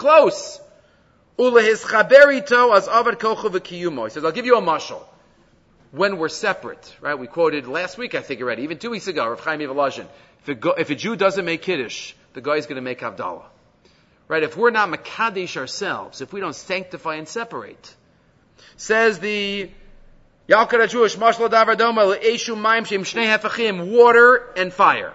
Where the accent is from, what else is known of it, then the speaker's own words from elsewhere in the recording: New York City, New York, United States; I grew up in Far Rockaway.